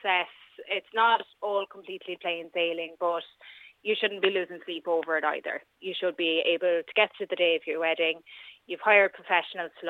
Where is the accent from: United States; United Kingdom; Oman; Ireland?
Ireland; we're Irish